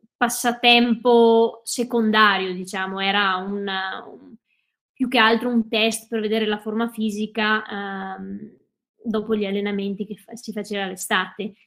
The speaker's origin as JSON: {"language": "Italian", "area": "Cadore", "region": "Veneto", "country": "Italy", "tie": "born or raised there", "said": "sono veneta, sono nata e cresciuta in Dolomiti, eh, in Cadore precisamente"}